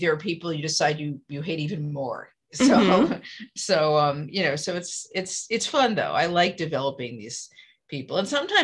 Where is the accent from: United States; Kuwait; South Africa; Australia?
United States; New York; moved away as an adult; now in California, United States; I'm originally from New York. So I'm totally guilty of being, disdainful of Californians. And now I've been out here since 1990.